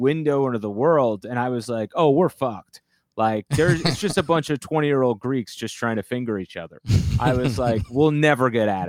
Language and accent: English; Bloomfield, New Jersey, United States; now in New York, United States; I grew up in Bloomfield in North Jersey, so very, very Italian neighborhood.